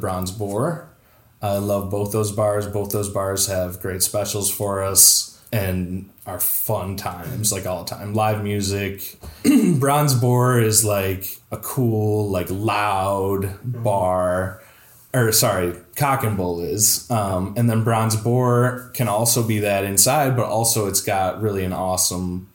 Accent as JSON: {"language": "English", "town": "Toledo", "region": "Ohio", "country": "United States", "said": "if you're a Toledo person"}